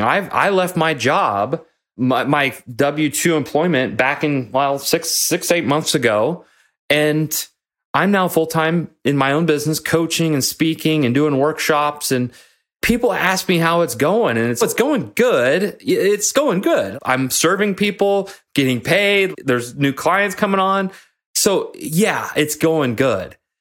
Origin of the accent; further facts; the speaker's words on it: Nebraska, United States; moved away; my hometown in Nebraska